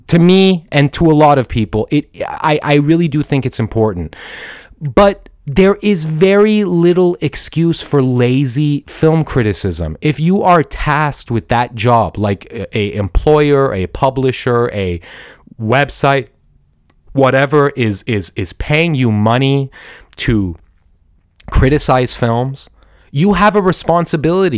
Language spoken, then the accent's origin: English; Portland, Oregon, United States; I'm an Iranian American guy. I was born in Portland, Oregon, but my blood is from Iran